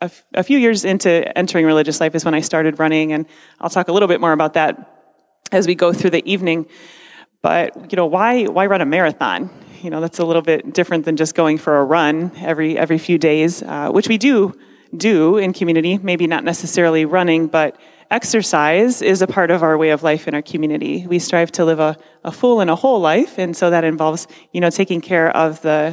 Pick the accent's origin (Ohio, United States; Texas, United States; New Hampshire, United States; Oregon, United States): Ohio, United States; Parma; I'm from Parma